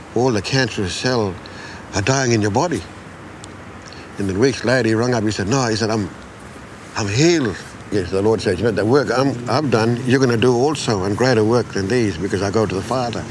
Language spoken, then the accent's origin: English; Walla, born in Wyndham, Western Australia, Australia; I was born in Wyndham, but I grew up on Walla